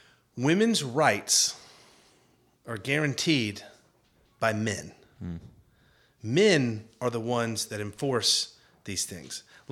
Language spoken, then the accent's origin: English; the South, United States; Like, as a Southerner, and I would say Texans are Southerners